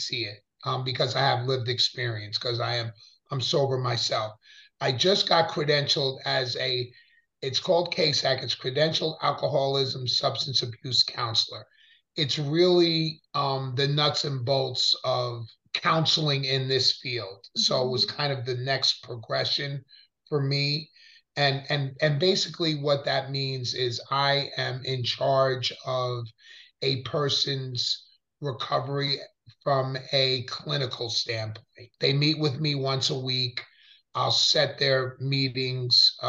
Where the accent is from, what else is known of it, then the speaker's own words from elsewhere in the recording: Pleasantville, New York, United States; I grew up in Westchester, Pleasantville, New York.